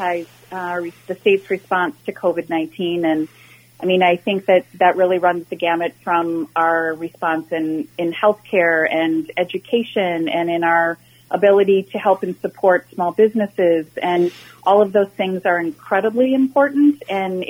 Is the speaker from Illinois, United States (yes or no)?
no; Minnetonka, Minnesota, United States; I was born and raised in Minnetonka and graduated from Hopkins High School